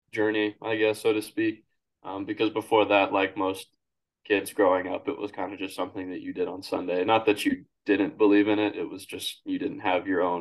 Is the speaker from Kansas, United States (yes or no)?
yes; Kansas, United States; born there; I was born in Kansas, and I moved around a good bit while I was growing up because, like you said, my father was in the Army.